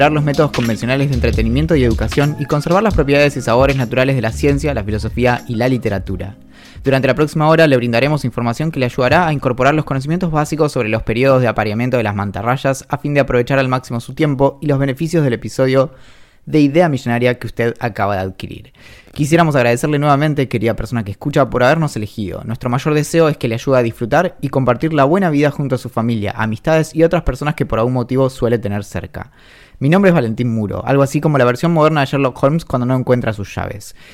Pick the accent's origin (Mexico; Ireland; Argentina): Ireland; accent: Irish; Spanish is a second language; No sé si una vez notaste mi acento irlandés.